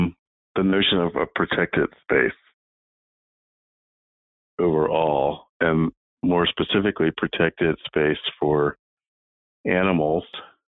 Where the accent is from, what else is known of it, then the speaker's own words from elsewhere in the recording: Chesapeake Bay region, Maryland, United States; I grew up in Maryland, in the Chesapeake Bay region. And so there was a lot of forest and naturally occurring creeks here and there.